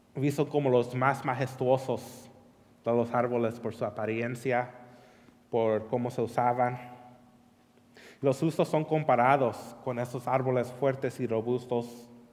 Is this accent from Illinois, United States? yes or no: no; California, United States; moved away; crecí en California